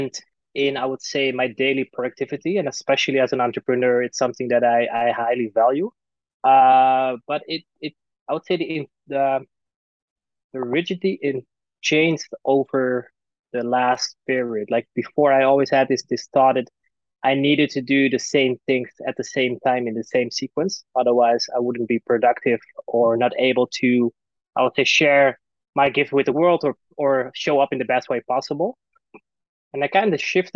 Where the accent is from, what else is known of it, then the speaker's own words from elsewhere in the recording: Netherlands; now in Costa Rica; I'm from Holland